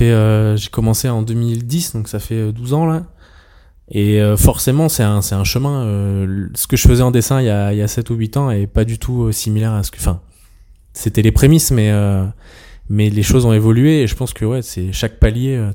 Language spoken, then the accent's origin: French; Troyes, Grand Est, France; j'ai grandi une partie de mon enfance en Champagne à Troyes et les maisons à Colombage les trucs comme ça c'est trop bien